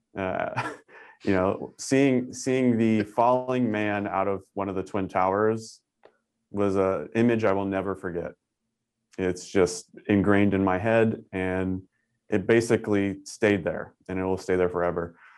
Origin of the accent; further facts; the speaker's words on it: Northern California, United States; moved away as an adult; also born or lived in Tucson, Arizona; I'm originally from Northern California